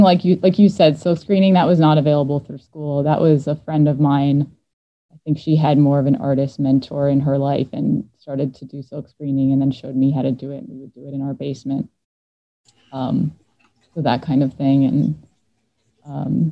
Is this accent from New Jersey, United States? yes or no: yes; New Jersey, United States; now in Philadelphia, United States; I grew up in North Jersey, right outside of New York City.